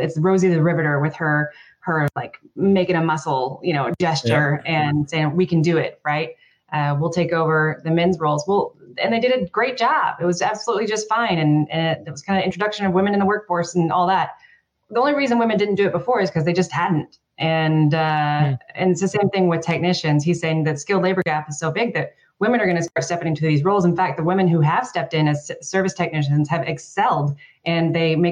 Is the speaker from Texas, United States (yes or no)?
yes; Texas, United States; I'm from Texas